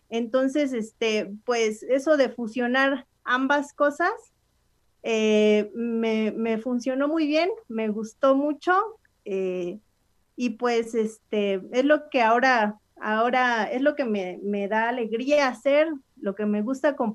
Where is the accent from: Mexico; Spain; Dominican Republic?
Mexico; Xicotepec, Puebla; allá en mi pueblo, en Jicotepec, este, es una fiesta muy grande, o sea, muy, muy grande. Eh, es un pueblo que colinda con muchas comunidades indígenas